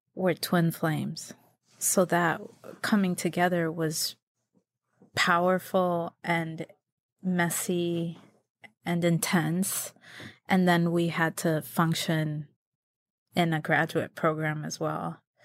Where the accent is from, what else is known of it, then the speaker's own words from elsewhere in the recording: Connecticut, United States; moved away as an adult; I was raised in Connecticut